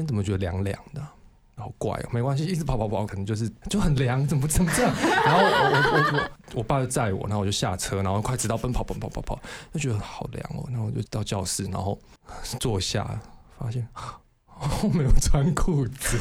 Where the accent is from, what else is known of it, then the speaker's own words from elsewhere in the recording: Kaohsiung, Taiwan; 我是高雄人